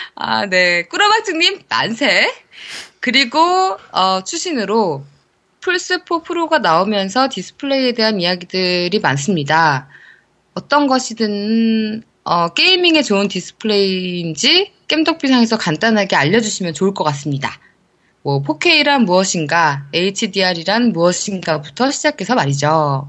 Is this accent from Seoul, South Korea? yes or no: yes; Seoul, South Korea; 제가 사실 서울 사람이라서 제가 이 경상도 사투리를 잘 못하거든요.